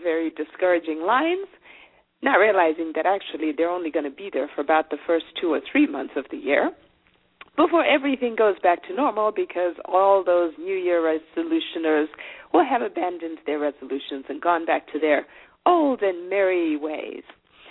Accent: Zimbabwe; first language Shona; English is a second language; moved away as an adult; now in United States; I'm originally from Zimbabwe. I was born there

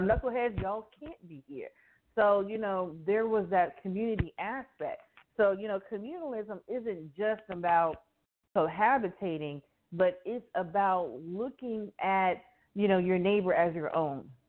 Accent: Miami, Florida, United States; growing up in Miami, I grew up around a lot of different nationalities

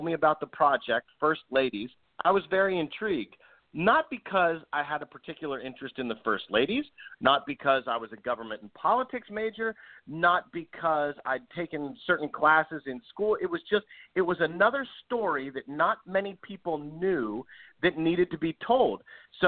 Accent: Washington, District of Columbia, United States; also born or lived in Maryland; I grew up in and around Washington, D.C.

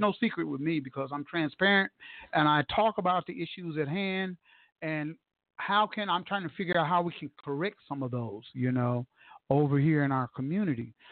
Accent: Tulsa, Oklahoma, United States; moved away; born and raised in Tulsa and leaving here

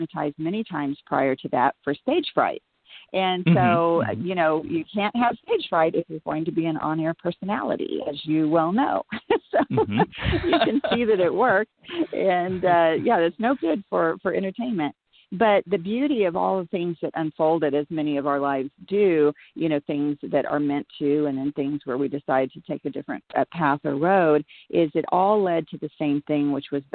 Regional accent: Texas, United States; moved away; also born or lived in Los Angeles / New York; raised in Texas, and you know, grassroots and just Bible Belt area

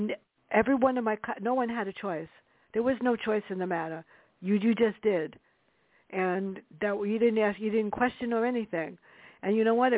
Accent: New York City, New York, United States; me growing up in the South Bronx.

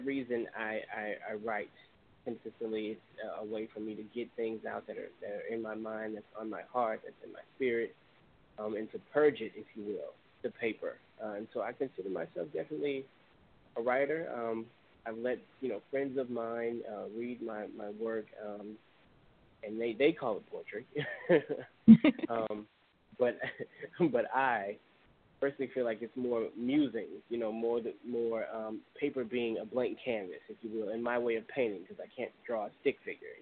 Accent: Baton Rouge, Louisiana, United States; moved away as an adult; now in Atlanta, United States; originally from the capital city, Baton Rouge, Louisiana. It's my hometown for most of my life.

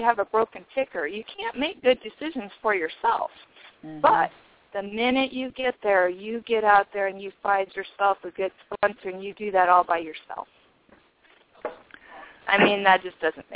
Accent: Nebraska, United States; I am from Nebraska

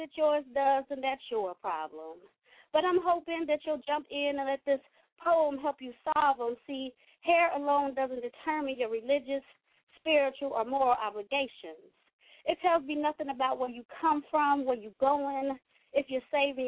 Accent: Kentucky, United States; now in Cincinnati, United States; I'm calling in Cincinnati. I live in Cincinnati. I represent Cincinnati. I'm born and raised in Kentucky

